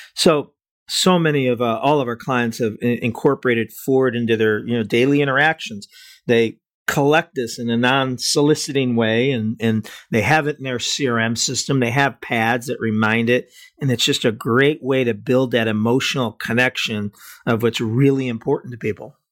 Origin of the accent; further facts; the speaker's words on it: Cleveland, Ohio, United States; I'm from Cleveland, so we're both from the Midwest